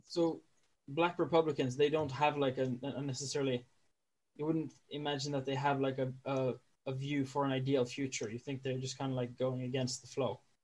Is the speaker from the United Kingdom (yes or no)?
no; Norway; i'm a norwegian